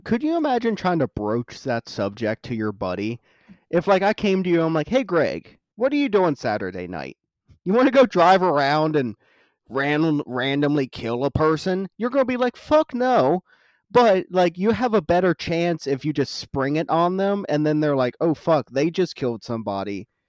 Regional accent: West Virginia, United States; because I'm from West Virginia, so fuck West Virginia.

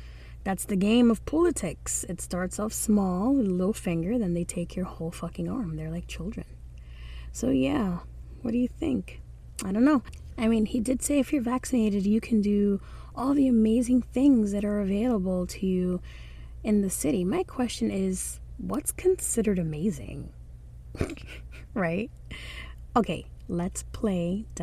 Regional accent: Dominican Republic; accent: Dominican; now in New York City, United States; my Dominican accent or dialect

